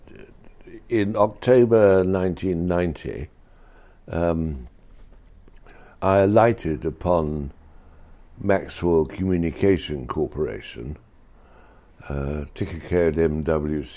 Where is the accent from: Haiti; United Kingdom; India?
United Kingdom; Oxford, South East England; I was brought up in Oxford